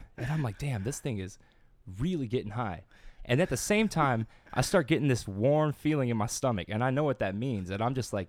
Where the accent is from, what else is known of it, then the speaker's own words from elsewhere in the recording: Louisiana, United States; I'm not from Louisiana, but I came from Louisiana.